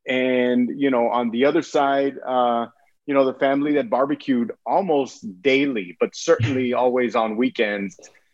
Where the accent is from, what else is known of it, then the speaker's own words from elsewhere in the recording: Brownsville, Texas, United States; Yeah, so I was born in Brownsville, Texas. It's the southernmost tip of Texas, right on the Gulf Coast. 20-minute drive from South Padre Island. I grew up literally walking distance to La Frontera, to the port of entry there with the border town of Matamoros.